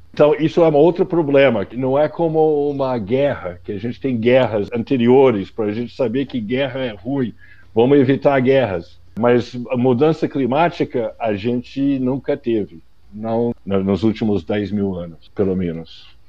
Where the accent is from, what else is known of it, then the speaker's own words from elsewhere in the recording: United States; Portuguese is a second language; moved away as an adult; now in Brazil; por conta do sotaque, que eu sou americano, mas eu moro no Brasil há 35 anos